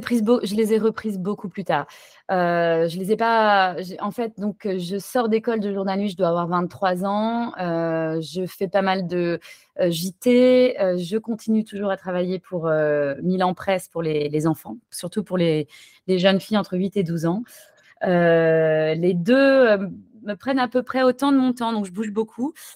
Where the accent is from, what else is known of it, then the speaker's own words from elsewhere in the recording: Paris, Île-de-France, France; moved away as an adult; also born or lived in Toulouse; now in San Francisco, United States; chez moi à Paris